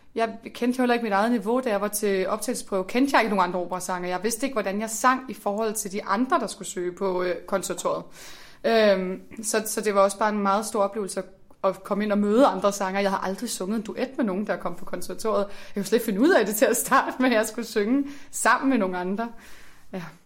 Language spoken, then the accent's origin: Danish; Slagelse, Zealand, Denmark; moved away; jeg kommer fra Slagelse